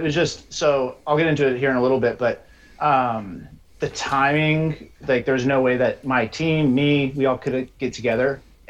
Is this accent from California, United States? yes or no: no; Colorado, United States; So I grew up in Colorado, started wheeling when I was like 15